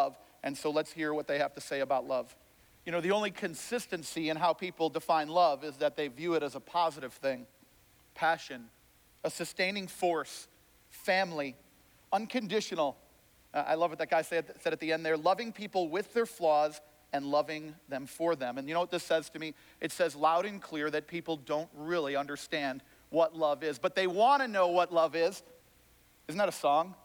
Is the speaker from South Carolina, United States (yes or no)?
no; Chicago, Illinois, United States; I'm from Chicago